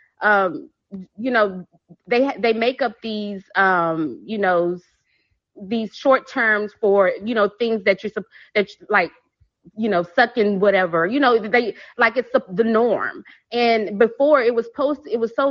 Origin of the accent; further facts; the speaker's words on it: Texas, United States; I'm from Texas